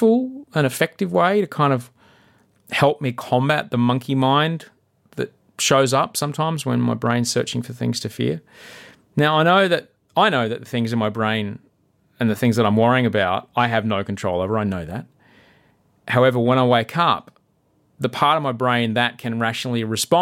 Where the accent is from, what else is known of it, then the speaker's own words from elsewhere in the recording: Brisbane, Queensland, Australia; Brisbane's my hometown